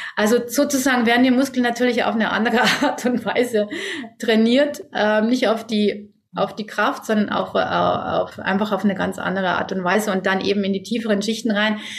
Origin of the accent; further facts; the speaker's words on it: Germany; bei uns in Deutschland